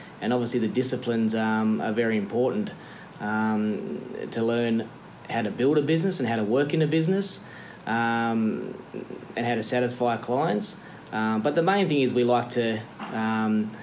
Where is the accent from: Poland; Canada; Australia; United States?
Australia; Camden, New South Wales; I'm from Camden